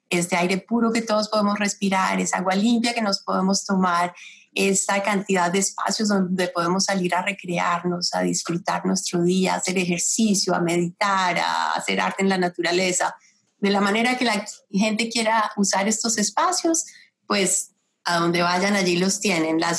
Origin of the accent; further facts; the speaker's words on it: Colombia; now in Boulder, United States; Yo soy de Colombia originalmente y llevo ya unos años viviendo aquí en Boulder